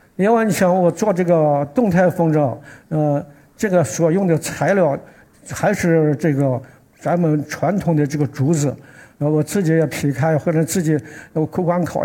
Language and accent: Chinese; Xi'an, Shaanxi, China; 我是来自西安的